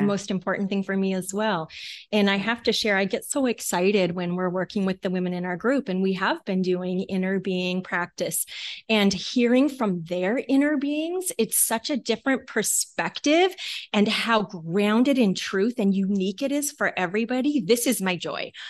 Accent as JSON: {"language": "English", "town": "Talkeetna", "region": "Alaska", "country": "United States", "said": "That is where we are from."}